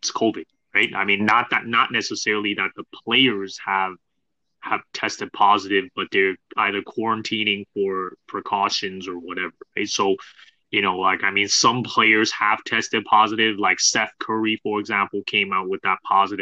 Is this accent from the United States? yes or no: no; Canada; We're Canadian